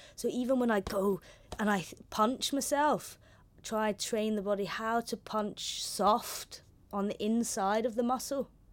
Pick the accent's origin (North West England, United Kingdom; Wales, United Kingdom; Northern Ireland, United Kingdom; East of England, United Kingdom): Northern Ireland, United Kingdom; Belfast; accent: London; also born or lived in London / Holland; first I moved from London, and I had a London accent. in a school, all girls' school on the Falls Road